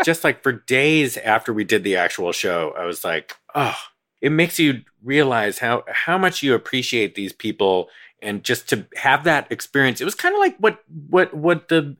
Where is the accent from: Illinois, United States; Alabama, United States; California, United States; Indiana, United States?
California, United States; Lafayette; also born or lived in Oakland, California / Moraga, California; My hometown, I would say Lafayette, California.